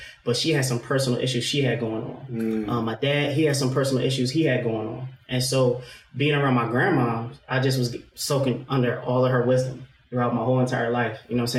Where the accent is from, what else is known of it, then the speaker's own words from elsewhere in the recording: Philadelphia, Pennsylvania, United States; now in Glassboro, United States; As for me, I'm originally from West Philly.